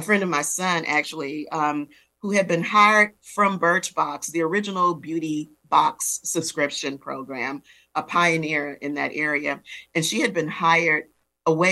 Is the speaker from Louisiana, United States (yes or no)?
yes; New Orleans, Louisiana, United States; I'm a girl of the Gulf Coast, born and raised in New Orleans.